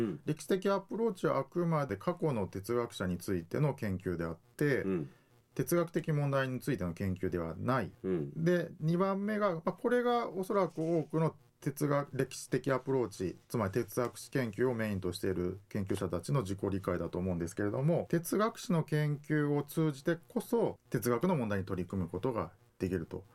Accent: Hiroshima, Japan; moved away as an adult; also born or lived in Kansai / Tokyo; now in Okinawa, Japan; 出身は、えー、広島県ですで大学は関西にいて、えー、大学院から東京に出て

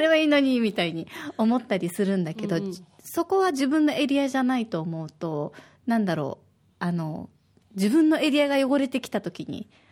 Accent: Osaka, Japan; now in Okinawa, Japan; 私は大阪の出身

